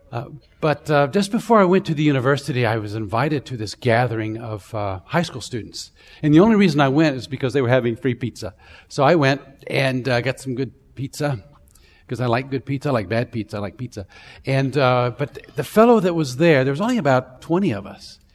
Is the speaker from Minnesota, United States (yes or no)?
no; Central Florida, United States; I grew up in Florida, actually. And, um, uh, Central Florida, somewhere between Tampa and Orlando